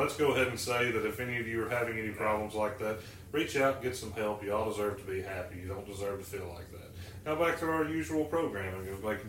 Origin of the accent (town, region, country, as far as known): Alabama, United States; born or raised there